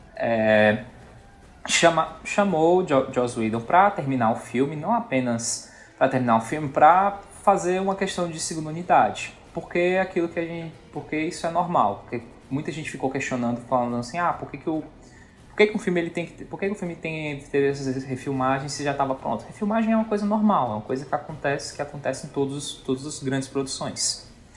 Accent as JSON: {"language": "Portuguese", "region": "Northeast Region", "country": "Brazil", "said": "como bom nordestino que eu sou"}